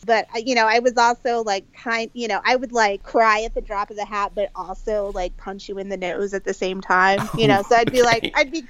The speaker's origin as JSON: {"language": "English", "town": "Swanzey", "region": "New Hampshire", "country": "United States", "tie": "born or raised there", "said": "I grew up in Swansea, New Hampshire, which is a, you know, very small town in the very small state of New Hampshire. Very rural, big trees in the backyard."}